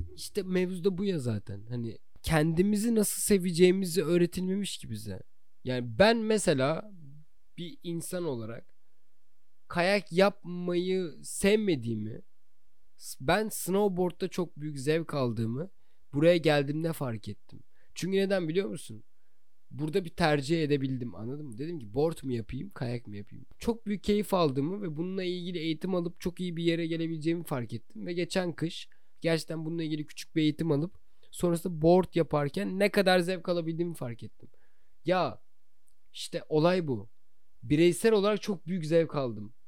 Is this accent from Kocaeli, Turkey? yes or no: no; Çanakkale, Turkey; moved away as an adult; also born or lived in Istanbul; now in Canada; ben Çanakkale'liyim